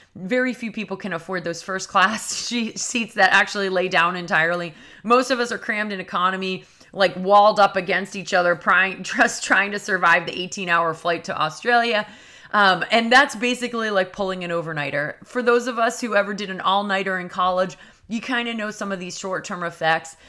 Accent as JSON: {"language": "English", "region": "New England", "country": "United States", "said": "I'm from New England"}